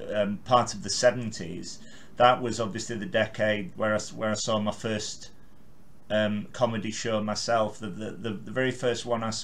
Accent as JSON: {"language": "English", "town": "Carlisle", "region": "North West England", "country": "United Kingdom"}